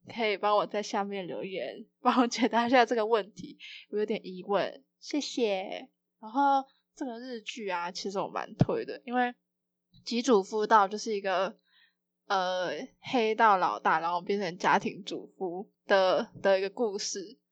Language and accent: Chinese; Taipei, Taiwan; 因为我是台北人